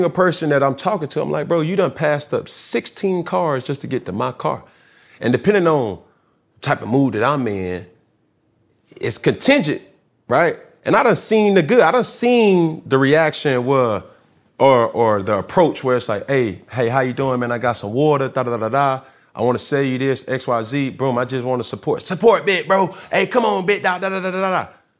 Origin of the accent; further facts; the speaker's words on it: Atlanta, Georgia, United States; Obviously, I'm from Atlanta.